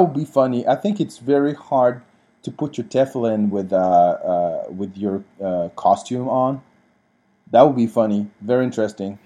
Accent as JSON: {"language": "English", "country": "France", "tie": "born or raised there", "moved": "yes", "said": "the way we were raised in France"}